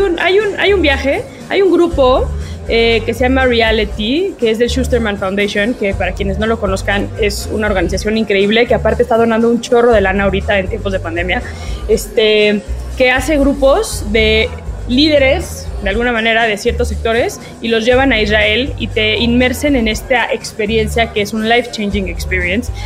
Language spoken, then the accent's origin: Spanish; Mexico